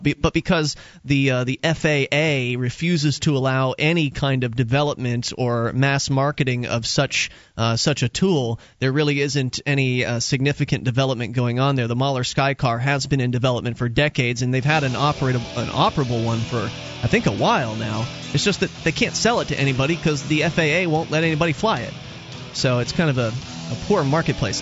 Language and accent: English; Florida, United States; moved away as an adult; now in New Hampshire, United States; I was born in Florida